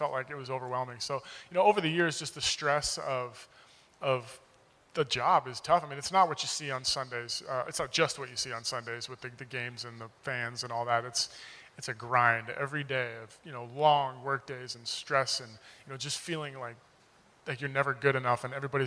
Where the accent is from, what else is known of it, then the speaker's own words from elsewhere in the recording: Oceanside, California, United States; moved away as an adult; also born or lived in Jacksonville; I grew up in Oceanside. I've lived here my whole life